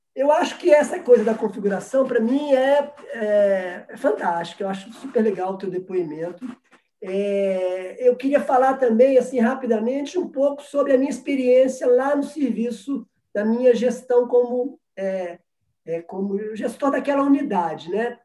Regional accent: Minas Gerais, Brazil; eu sou mineiro

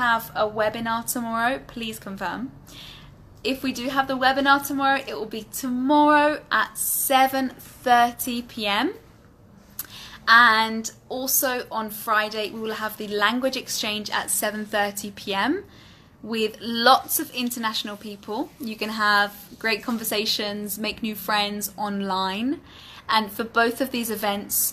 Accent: United Kingdom; accent: British English; In my British English accent

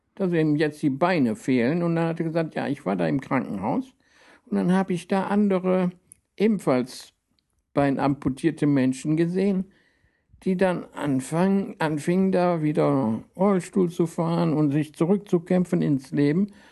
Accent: Rhineland, Germany; ich komme ja aus dem Rheinland

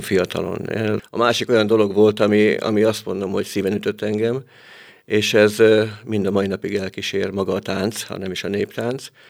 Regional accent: Padragkút, Veszprém County, Hungary; now in Veszprém, Hungary; kis falomba padrakuton, ahonnan származom

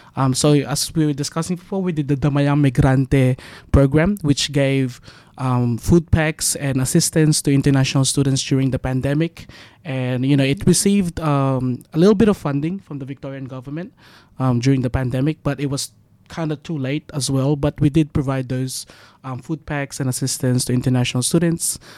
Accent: Philippines; now in Australia; I'm Filipino

